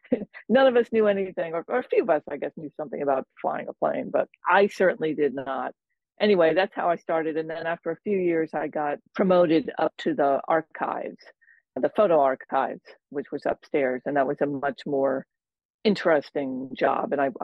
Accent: New York, United States; also born or lived in Washington, District of Columbia, United States; now in Maine, United States; But I grew up in New York, in the New York metro area, and I lived in DC for 14 years before I moved here.

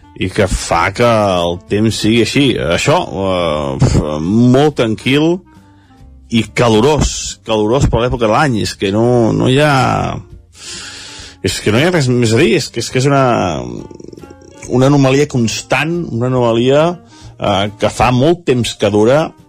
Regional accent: Sant Feliu de Codines, Catalonia, Spain; la plaça de Sant Feliu Codines, que, que és el meu poble

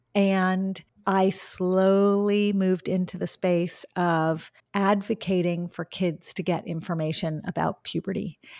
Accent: Los Angeles, California, United States; I grew up in Los Angeles

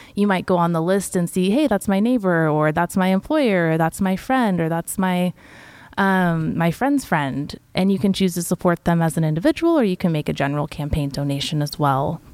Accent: Santa Rosa, California, United States; I myself was born and raised in Sonoma County in Santa Rosa

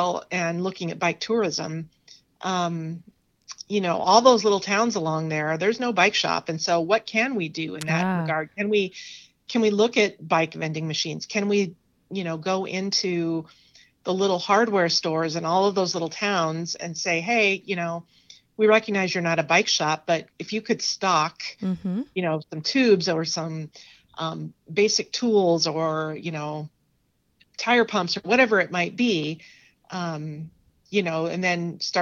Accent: Scottsbluff, Nebraska, United States; moved away; I'm from Western Nebraska originally. I'm from Scotts Bluff, which is out near the Wyoming border

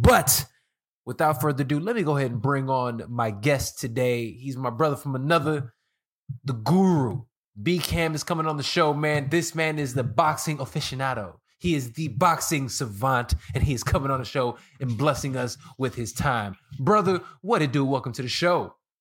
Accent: Chicago, Illinois, United States; moved away as an adult; now in Los Angeles, United States; I'm from Chicago, born and raised

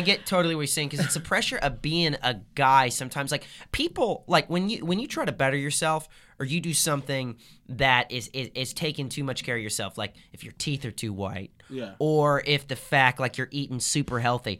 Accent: Southern Illinois, United States; moved away; I'm from Southern Illinois. So like 6 hours south of Chicago.

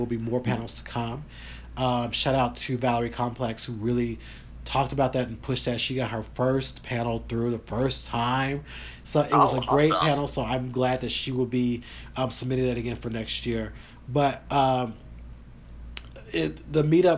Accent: the South, United States; I am from the South.

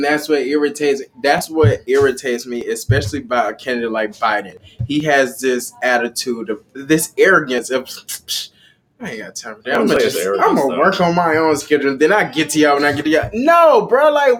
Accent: the South, United States; I'm from the South.

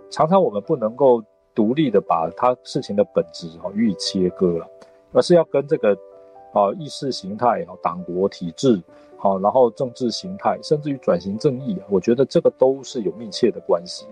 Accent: Taiwan; 对于台湾人一个独特的习俗

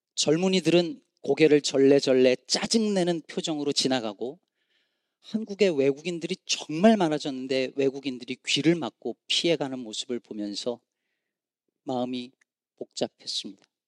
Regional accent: Chungcheong, South Korea; now in Chicago, United States; 저는 충청도 사람이라 이게 억양이 잘 안 나오지만

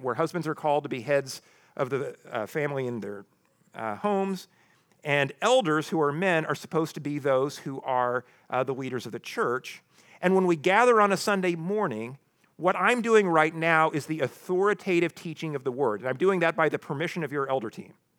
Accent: the Ozarks, United States; I grew up in the Ozarks

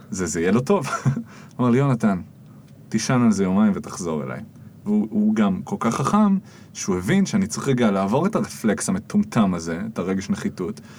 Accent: the Krayot, Haifa District, Israel; אני גדלתי בקריות.

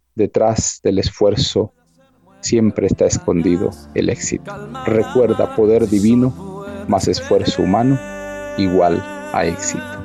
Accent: Mexico City, Mexico; Yo nací en una de las colonias más ah, conflictivas hasta hoy de la Ciudad de México, la delegación Iztapalapa

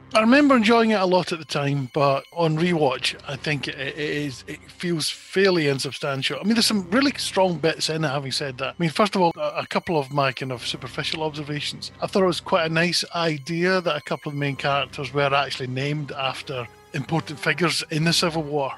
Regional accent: Scotland, United Kingdom; I'm Scottish

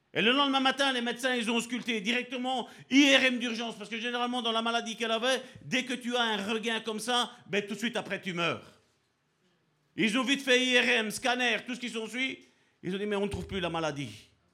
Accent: Italy; je suis italien

